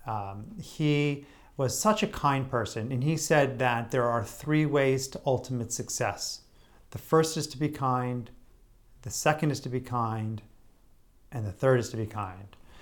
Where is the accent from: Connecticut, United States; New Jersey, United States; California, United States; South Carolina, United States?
Connecticut, United States; Greenwich; local business people that I knew growing up in Greenwich, Connecticut